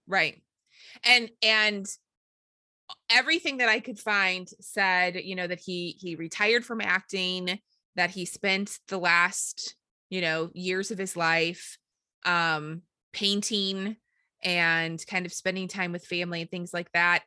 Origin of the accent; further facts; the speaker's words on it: St. Louis, Missouri, United States; we are from Saint Louis or the Saint Louis area.